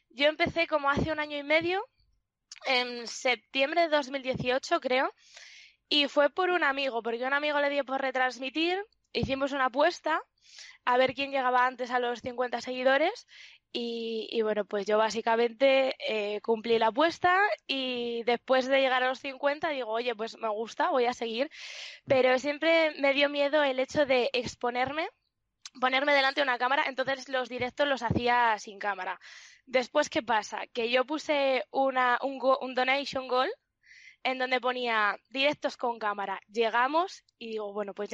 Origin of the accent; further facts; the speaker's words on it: León, Castile and León, Spain; now in Madrid, Spain; Actualmente vivo en Madrid, pero soy de León. Tengo 25 años